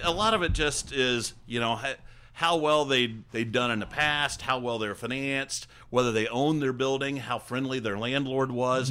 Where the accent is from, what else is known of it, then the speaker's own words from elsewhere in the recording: Hancock County, Indiana, United States; I grew up in Hancock County